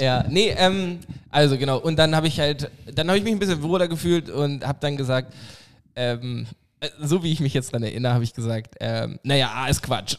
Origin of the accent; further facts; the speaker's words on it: Oldenburg, Lower Saxony, Germany; Aus Oldenburg